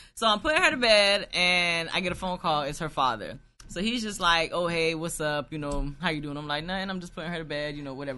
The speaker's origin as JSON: {"language": "English", "country": "United States", "tie": "born or raised there", "said": "I was born in America, but my mother's Jamaican, my father's Guyanese"}